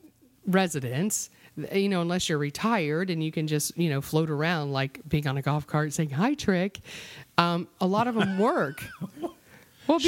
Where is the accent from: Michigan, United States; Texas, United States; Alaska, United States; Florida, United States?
Florida, United States; I was born and raised in Florida.